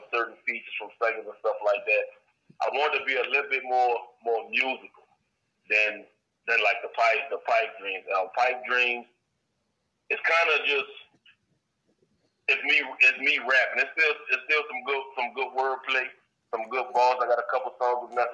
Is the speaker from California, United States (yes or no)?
no; New Orleans, Louisiana, United States; now in Colorado, United States; I grew up in the Seven Ward in the east